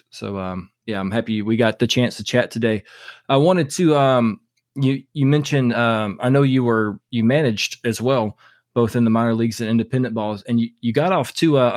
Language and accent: English; Jackson, Mississippi, United States; I'm from Jackson, Mississippi area.